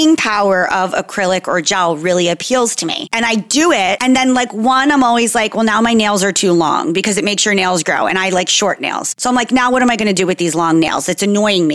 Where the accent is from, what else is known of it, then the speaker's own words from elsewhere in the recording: Jersey Shore, New Jersey, United States; So I'm from New Jersey, Jersey Shore specifically